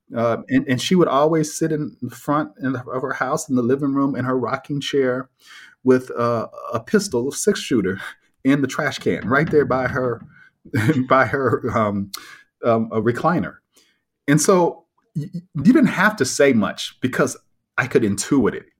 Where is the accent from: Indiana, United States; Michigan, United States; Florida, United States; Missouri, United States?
Missouri, United States; Kansas City; I was raised in Kansas City, Missouri, in the middle of the country.